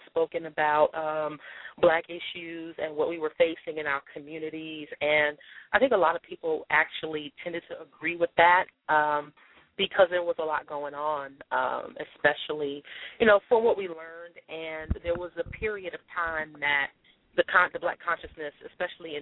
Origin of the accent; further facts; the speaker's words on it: New York City, New York, United States; I am a native New Yorker, born and raised in New York City, Jamaica, Queens